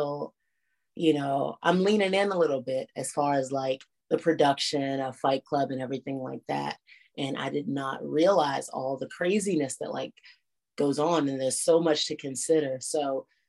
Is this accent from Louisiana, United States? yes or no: no; Washington, District of Columbia, United States; in my hometown